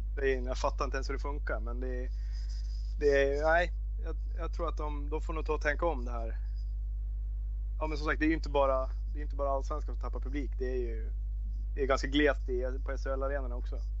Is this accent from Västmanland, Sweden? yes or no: yes; Västerås, Västmanland, Sweden; also born or lived in Austria; när vi växte upp och spelade i VIK